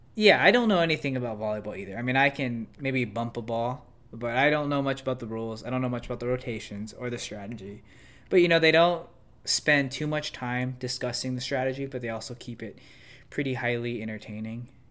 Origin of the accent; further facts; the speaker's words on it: United States; I'm an American